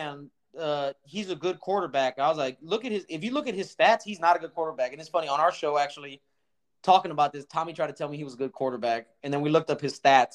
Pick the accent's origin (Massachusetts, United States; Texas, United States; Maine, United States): Texas, United States; I'm also from Texas